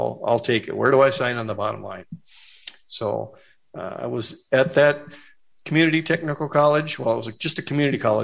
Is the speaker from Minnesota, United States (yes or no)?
yes; Fergus Falls, Minnesota, United States; my first business was actually in my hometown, Fergus Falls, Minnesota